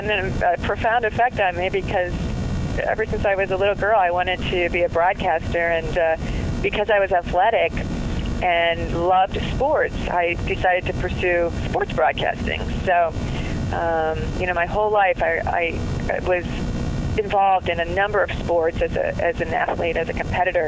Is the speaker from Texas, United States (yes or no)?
no; a small town outside of Cleveland, Ohio, United States; also born or lived in Cincinnati, Ohio; I grew up in a small town outside of Cleveland, Ohio. After we moved from Cincinnati to Cleveland when I was about 7 or 8 years old